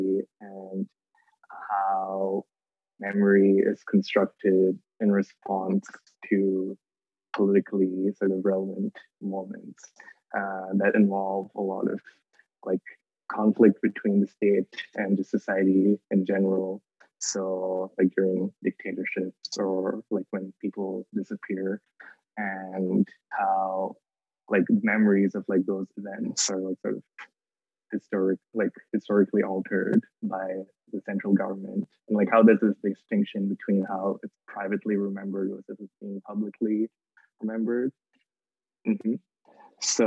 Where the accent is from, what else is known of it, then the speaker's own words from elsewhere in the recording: Thrissur, Kerala, India; moved away; I come from Thrissur, India, which is on the west coast of Kerala